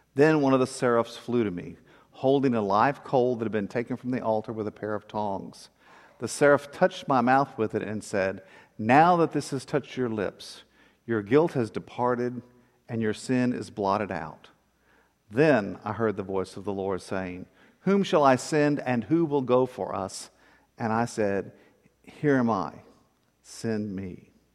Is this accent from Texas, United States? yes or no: yes; Corpus Christi, Texas, United States; when I was a kid growing up in First Church Corpus